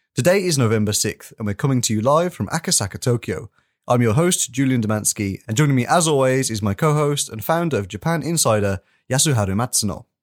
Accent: United Kingdom; me as a British person

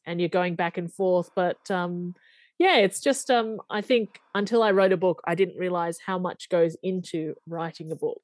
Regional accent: Australia; I'm from Australia

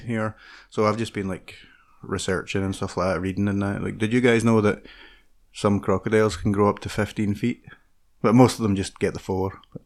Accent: Scotland, United Kingdom; I'm Scottish.

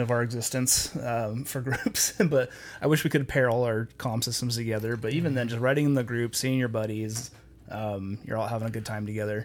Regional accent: Logan, Utah, United States; Logan, my hometown

